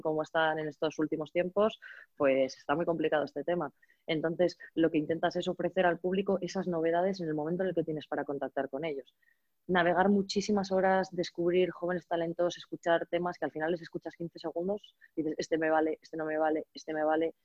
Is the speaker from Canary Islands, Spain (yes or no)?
no; Valladolid, Castile and León, Spain; yo soy de Valladolid